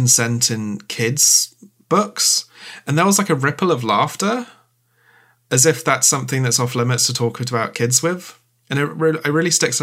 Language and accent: English; United Kingdom; as British people